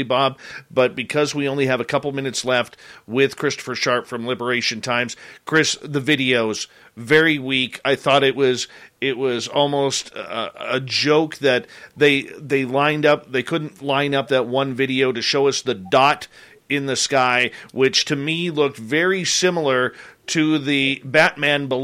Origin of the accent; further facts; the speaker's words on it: Canada; we're Canadian